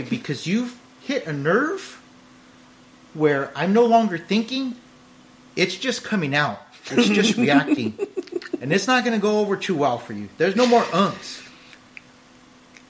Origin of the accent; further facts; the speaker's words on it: California, United States; I'm from California